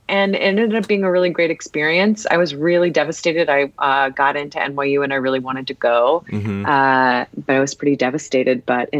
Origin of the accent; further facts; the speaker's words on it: Ohio, United States; moved away as an adult; also born or lived in Washington, D.C.; So I'm from Ohio originally. And I just also wanted to get out of Ohio and go to a school in a city.